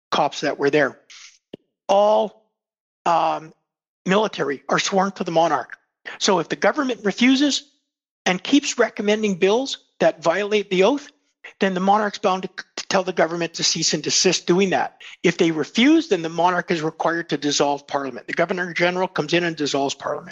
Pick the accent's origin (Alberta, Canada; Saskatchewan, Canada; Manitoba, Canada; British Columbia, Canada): Manitoba, Canada; Winnipeg; When I grew up in Winnipeg, people kept their doors open, their cars open